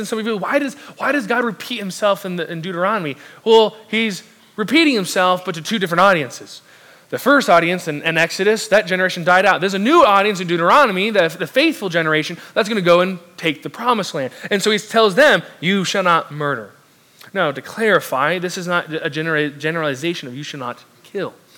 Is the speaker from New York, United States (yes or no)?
no; South Orange County, Southern California, United States; moved away; I'm originally from the southern California, South Orange County specifically. And I grew up and was raised near, right near the beach, five minutes from it